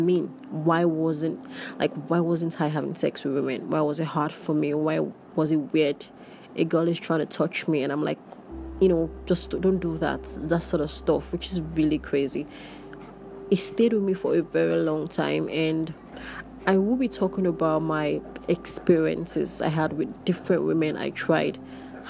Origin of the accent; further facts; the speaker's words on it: Nigeria; being queer and being Nigerian